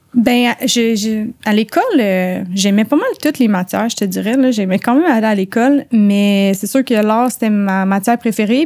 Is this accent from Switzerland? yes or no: no; outside Montreal, Quebec, Canada; moved away as an adult; now in Montreal, Canada; j'ai de la banlieue. Euh, je viens de l'extérieur de Montréal. J'ai déménagé à Montréal pour le tatou